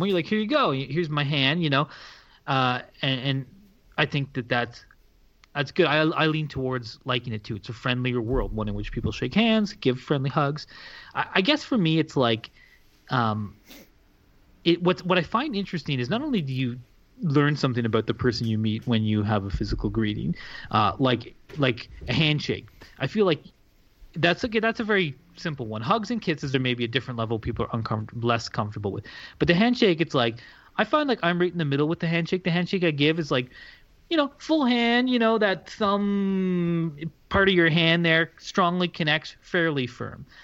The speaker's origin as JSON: {"language": "English", "country": "Canada", "said": "well, look, I'm Canadian."}